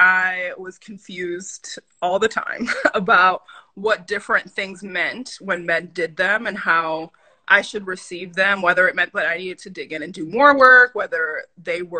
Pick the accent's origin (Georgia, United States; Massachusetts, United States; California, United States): Massachusetts, United States; Lynn; also born or lived in Dominican Republic; now in Boston, United States; I am from Lynn, Massachusetts by way of Dominican Republic. My parents are both Dominican immigrants.